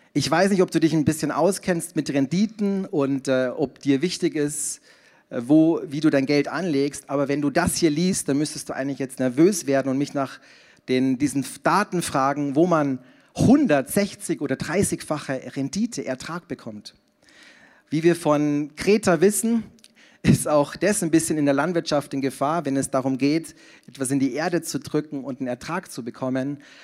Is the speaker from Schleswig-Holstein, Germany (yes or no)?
no; Passau, Bavaria, Germany; moved away as an adult; also born or lived in Zurich; in Niederbayern, in Passau, in meiner Heimat